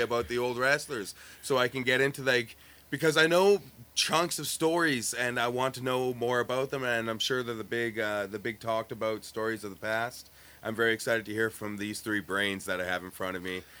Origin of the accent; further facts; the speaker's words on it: Winnipeg, Manitoba, Canada; we are from Winnipeg